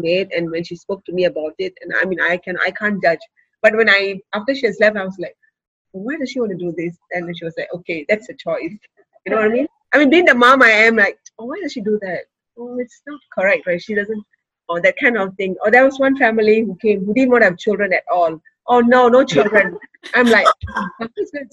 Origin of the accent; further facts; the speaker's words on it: Singapore; I grew up in Redhill